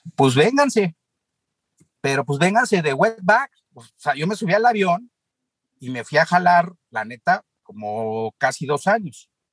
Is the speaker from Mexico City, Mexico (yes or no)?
yes; Mexico City, Mexico; Yo nací en la Ciudad de México, en Polanco